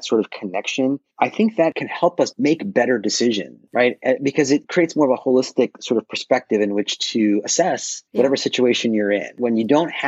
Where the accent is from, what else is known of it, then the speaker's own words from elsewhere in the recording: Minneapolis, Minnesota, United States; moved away as an adult; now in Milwaukee, United States; I grew up in Minneapolis area